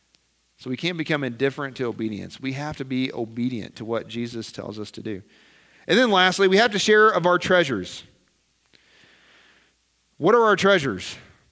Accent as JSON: {"language": "English", "region": "Nebraska", "country": "United States", "said": "And here we come from Nebraska, of all places, right?"}